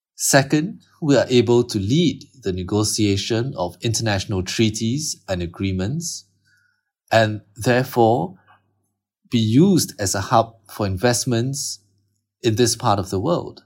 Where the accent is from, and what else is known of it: Singapore